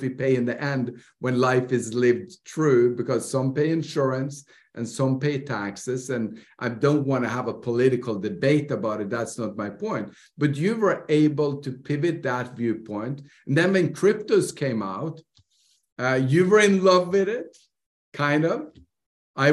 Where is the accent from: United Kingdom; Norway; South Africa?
Norway; I grew up in Norway.